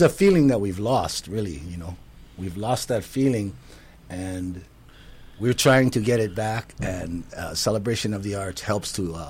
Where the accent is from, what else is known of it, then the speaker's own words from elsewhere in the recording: Hawaii, United States; I'm Hawaiian, but I'm not as close to the protocol.